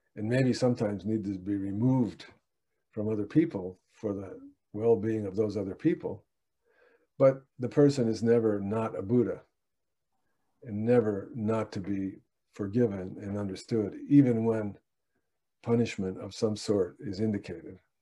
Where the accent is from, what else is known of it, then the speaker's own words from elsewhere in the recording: United States; English speaking American